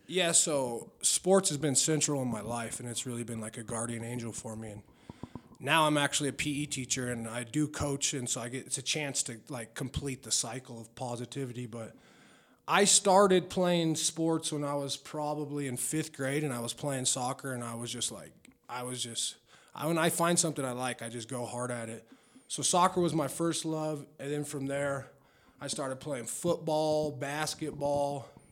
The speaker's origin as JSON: {"language": "English", "town": "Denver", "region": "Colorado", "country": "United States", "tie": "born or raised there", "also_born_or_lived": "Wheat Ridge, Colorado / Lakewood, Colorado", "said": "I'm from Denver, 5280. I got it on my back. I represent the city. I was born at the old St. Joe's Hospital, which for people that don't know, that was right by Sloan's Lake. And then I grew up in North Denver."}